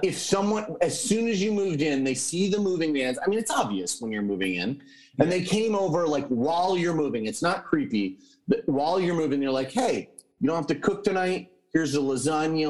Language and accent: English; Connecticut, United States; moved away; in Connecticut, where I'm from